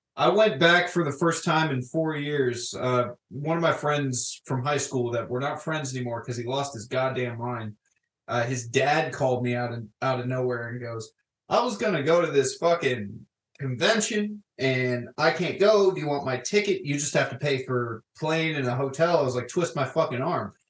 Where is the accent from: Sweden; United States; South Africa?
United States; Florida; I grew up in Florida, and uh, despite growing up in a certain town in Florida